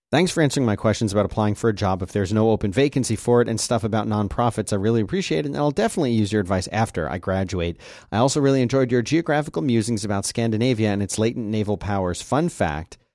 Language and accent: English; Nigeria; A bit of background: I'm originally from Nigeria, and many, though not necessarily all, Nigerians have this interesting habit when they name their kids.